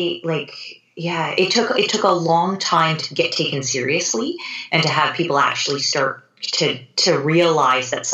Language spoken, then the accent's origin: English; Canada; I am a Canadian living on the West Coast